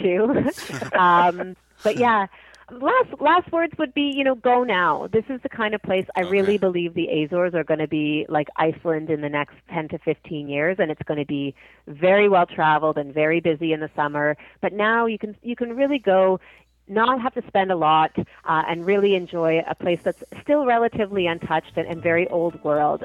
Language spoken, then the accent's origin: English; Toronto, Ontario, Canada; I know I'm from Toronto. I live here